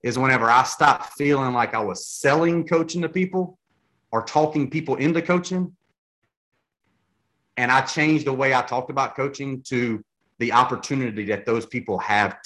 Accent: Louisiana, United States; I'm from Louisiana.

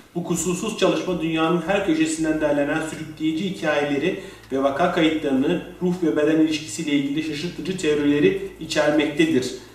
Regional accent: Mersin, Turkey; Ben de Mersinliyim

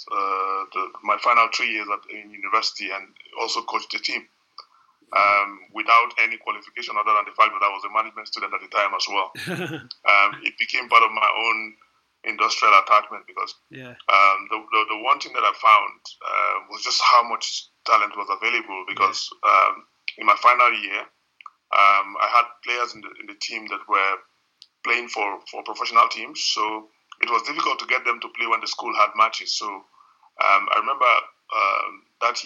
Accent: Nigeria

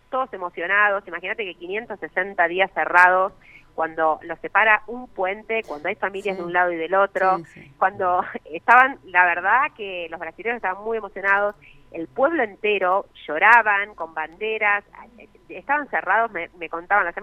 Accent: Argentina

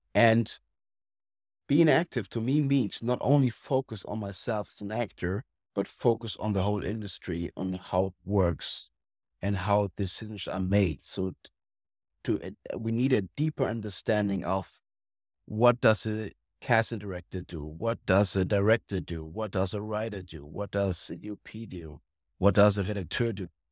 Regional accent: Germany; we Germans

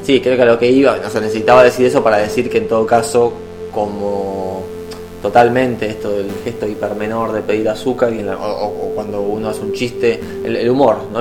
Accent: Argentina; moved away as an adult; now in Edinburgh, United Kingdom

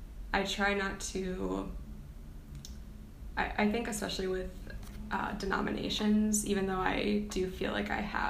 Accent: Milwaukee, Wisconsin, United States; I'm from Milwaukee, Wisconsin

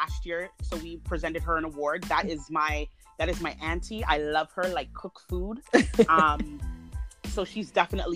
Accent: Toronto, Ontario, Canada; being a woman from Toronto, being a woman who's born and raised in Canada

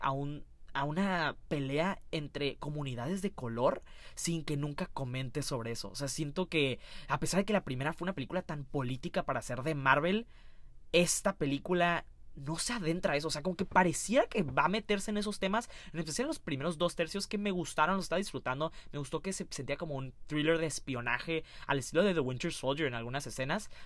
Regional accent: Mexico; siendo mexicano

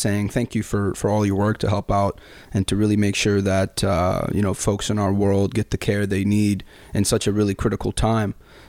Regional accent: Sudan; also born or lived in Saudi Arabia; especially when I grew up in Sudan and Saudi Arabia, I would walk around the house or walk around outside barefoot.

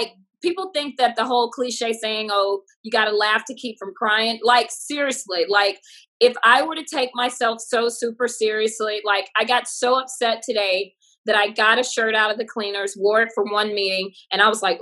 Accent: the South, United States; moved away as an adult; also born or lived in New York / Hollywood; I'm glad that I grew up in a small country town. I think it gave me my manners today. Like if somebody holds the elevator for me, I'm going to, ooh, thank you. Or if someone lets me over in traffic, I'm going to throw my hand up and say thanks. And I think that all comes from growing up in the South

